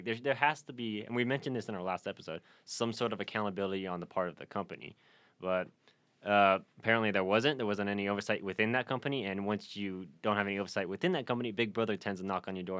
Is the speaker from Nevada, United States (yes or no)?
yes; Reno, Nevada, United States; Yeah, and growing up in Reno, definitely